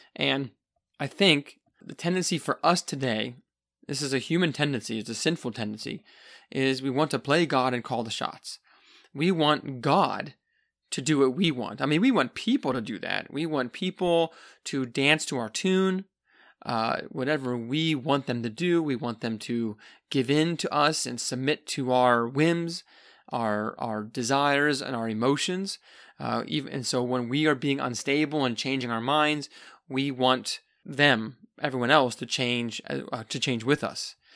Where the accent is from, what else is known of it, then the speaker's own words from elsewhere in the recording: United States; I'm an American